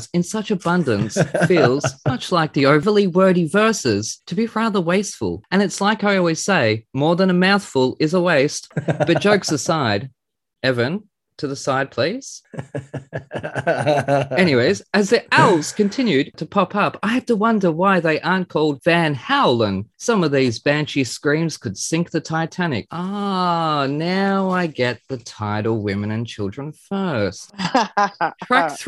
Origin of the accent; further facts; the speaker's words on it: Australia; being Australian